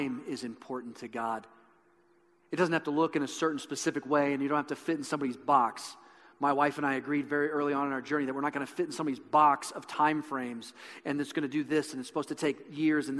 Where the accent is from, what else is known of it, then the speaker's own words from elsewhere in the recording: Midwest, United States; I grew up in the Midwest